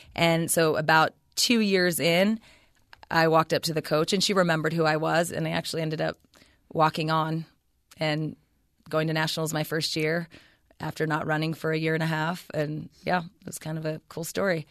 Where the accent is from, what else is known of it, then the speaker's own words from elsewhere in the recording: Ceres, California, United States; also born or lived in Stanford, California; I was born in Ceres, California, so the Central Valley, and I pretty much lived there all the way up until I finished college